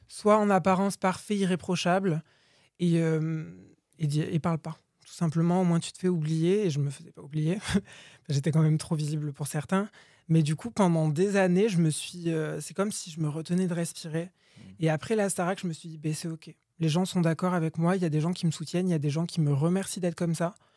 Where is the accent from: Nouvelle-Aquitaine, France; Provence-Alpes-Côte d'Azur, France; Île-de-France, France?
Nouvelle-Aquitaine, France; Boudy-de-Beauregard; moved away as an adult; also born or lived in Bordeaux; je suis né dans le Lot-et-Garonne, à Boudy de Beauregard. Euh, du coup, j'ai grandi là-bas